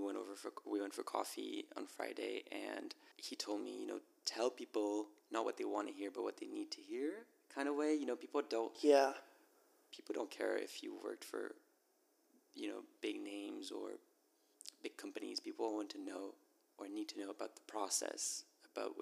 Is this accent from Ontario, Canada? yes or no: no; Montreal, Quebec, Canada; Born and raised in Montreal.